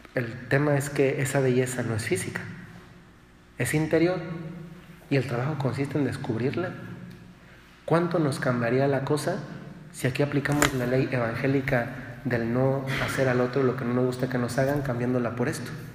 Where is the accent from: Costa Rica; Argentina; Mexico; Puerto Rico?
Mexico; Dolores Hidalgo, Guanajuato; yo me acuerdo cuando era niño, yo soy de Dolores y Hidalgo, Guanajuato